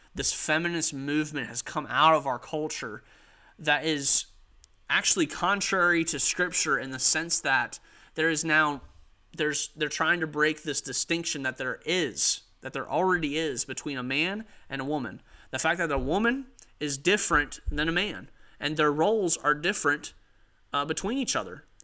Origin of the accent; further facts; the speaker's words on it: United States; as an American, as a citizen of the United States.